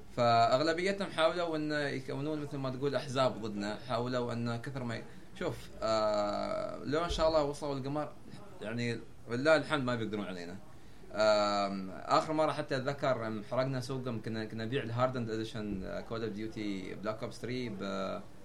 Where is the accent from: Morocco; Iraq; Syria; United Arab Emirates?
United Arab Emirates